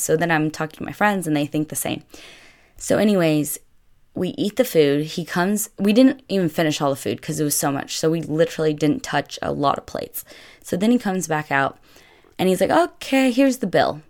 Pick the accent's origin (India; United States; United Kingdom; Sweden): United States; also born or lived in Italy; I'm the American